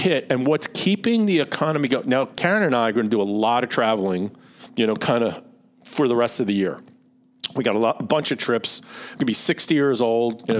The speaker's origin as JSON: {"language": "English", "town": "Philadelphia", "region": "Pennsylvania", "country": "United States", "accent": "Philly", "said": "my Philly accent"}